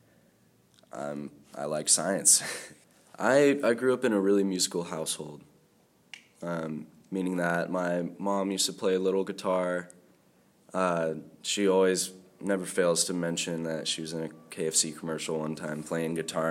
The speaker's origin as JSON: {"language": "English", "town": "Temecula", "region": "California", "country": "United States", "tie": "born or raised there", "lives_now": "Isla Vista, United States", "said": "I grew up in Temecula"}